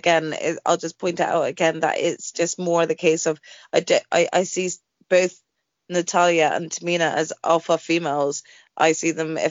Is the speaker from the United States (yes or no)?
no; United Kingdom; we're British